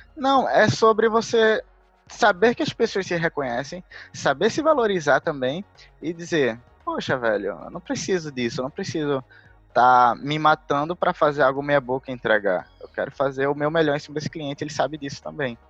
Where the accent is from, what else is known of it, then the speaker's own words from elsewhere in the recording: Recife, Pernambuco, Brazil; Eu sou originalmente de Recife